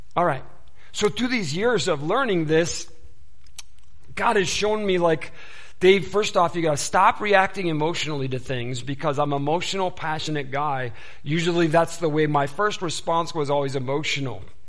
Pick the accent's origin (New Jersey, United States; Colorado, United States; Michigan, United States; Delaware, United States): Michigan, United States; Detroit; I was born and raised in the Detroit area, and so Motor City and all